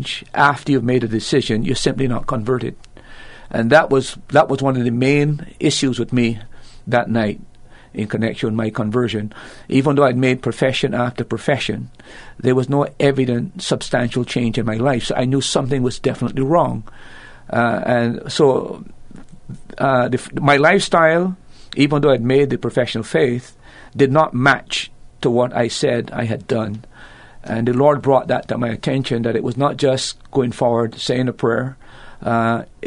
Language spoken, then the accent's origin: English; Barbados; accent: Bajan; moved away as an adult; Originally, I'm from the island of Barbados. I was born in 1954 in that country, and I was actually... Most of my life was spent in Barbados until I went to Bible school